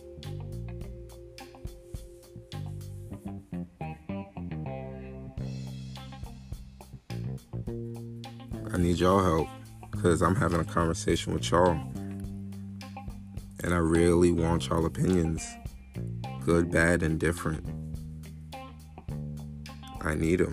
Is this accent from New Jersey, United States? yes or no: no; New York, United States; I'm from New York originally. Born and raised.